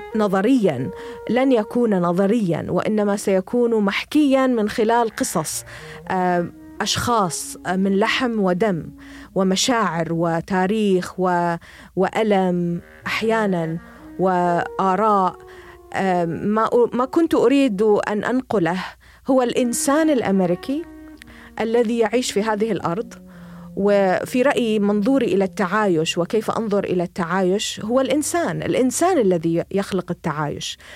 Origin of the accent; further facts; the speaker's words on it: Bahrain; moved away as an adult; now in United States; أنا بحرينية. آم، قضيت ربما النصف الأول من حياتي في، في ب-، في جزيرة صغيرة لطيفة هي البحرين